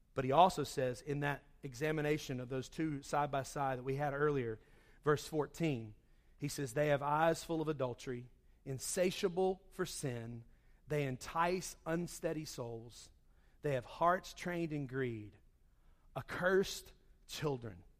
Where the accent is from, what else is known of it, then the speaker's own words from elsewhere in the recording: Charlotte, North Carolina, United States; moved away; I grew up in Charlotte